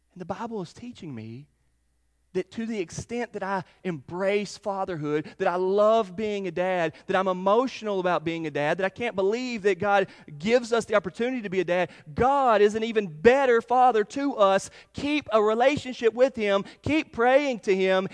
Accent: Charlotte, North Carolina, United States; I grew up in Charlotte, North Carolina.

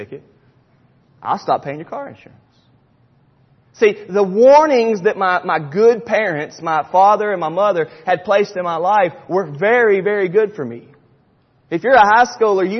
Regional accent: Charlotte, North Carolina, United States; When I was in high school growing up in Charlotte, North Carolina

